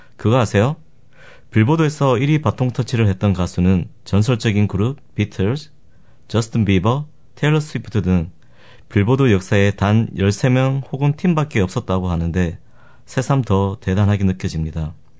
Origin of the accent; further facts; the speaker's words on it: Gyeongsang, South Korea; accent: Gyeongsang dialect; 제가 경상도 출신이라 사투리도 많이 쓰고